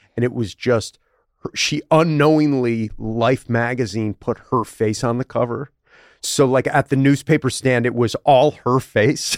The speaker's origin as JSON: {"language": "English", "town": "Buffalo", "region": "New York", "country": "United States", "said": "I'm from Buffalo"}